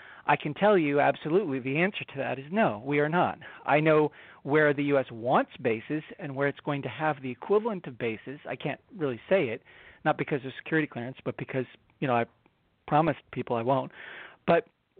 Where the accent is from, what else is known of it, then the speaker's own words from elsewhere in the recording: Washington, District of Columbia, United States; I grew up in Washington, D.C. You know, I went to elementary school and middle school and high school in Washington